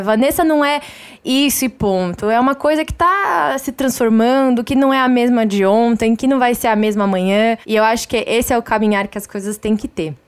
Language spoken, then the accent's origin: Portuguese; São Paulo, Brazil; eu já assentei aqui o meu lado paulistano, acelerado, insuportável